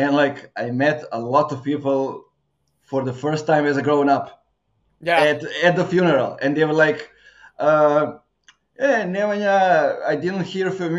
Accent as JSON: {"language": "English", "country": "Serbia", "tie": "born or raised there", "also_born_or_lived": "Bulgaria", "lives_now": "Novi Sad, Serbia", "said": "I'm coming from the small city in Serbia, now living in a bigger one"}